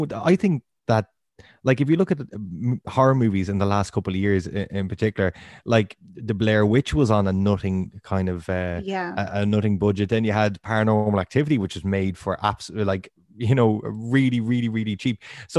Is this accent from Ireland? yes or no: yes; Ireland; being Irish